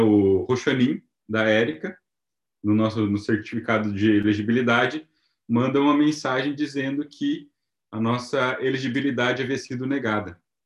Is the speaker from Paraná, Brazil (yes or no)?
yes; Paraná, Brazil; moved away as an adult; now in Japan; a gente é do Paraná